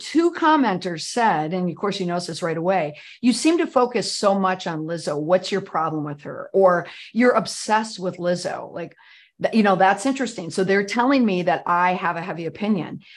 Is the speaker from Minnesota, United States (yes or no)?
yes; Saint Paul, Minnesota, United States; moved away; I'm from Saint Paul, Minnesota